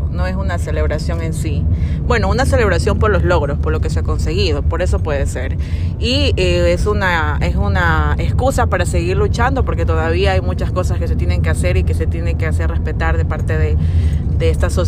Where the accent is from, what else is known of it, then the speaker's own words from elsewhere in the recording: Machala, El Oro, Ecuador; soy machaleña